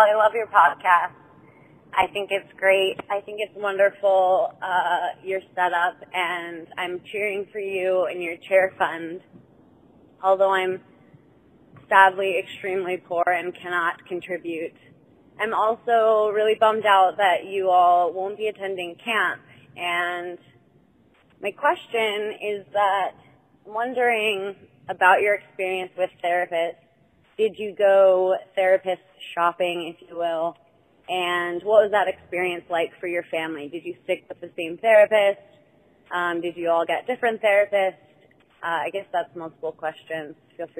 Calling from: Maryland, United States; I'm from Maryland.

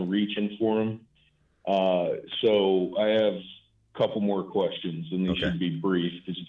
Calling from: Missouri, United States; From Missouri.

